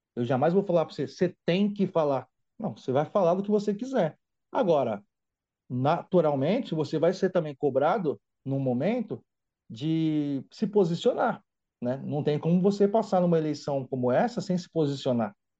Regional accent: São Paulo, Brazil; sou natural daqui, apesar de ser filho de um baiano com uma pernambucana, São Paulo é a minha terra mesmo

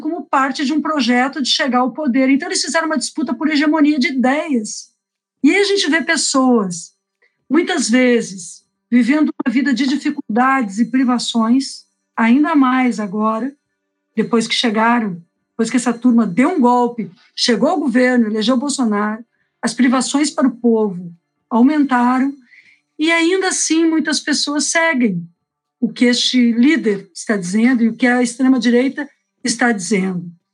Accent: Porto Alegre, Rio Grande do Sul, Brazil

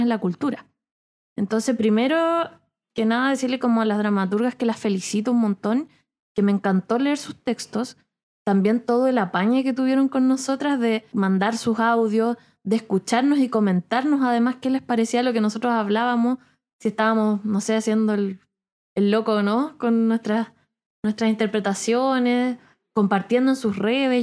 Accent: Rancagua, O'Higgins, Chile; moved away; Yo nací en Rancagua y viví casi toda mi vida eh, niñez, adolescencia

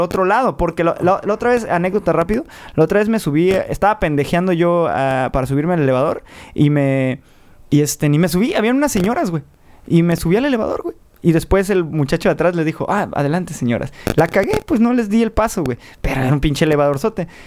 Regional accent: Tijuana, Baja California, Mexico; en Baja California, nosotros somos de Tijuana, eh, donde empieza la patria

